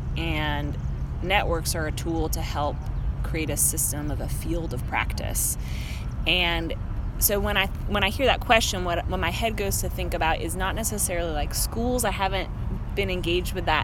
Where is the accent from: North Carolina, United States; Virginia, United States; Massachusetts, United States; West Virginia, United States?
North Carolina, United States; Asheville; I'm from Asheville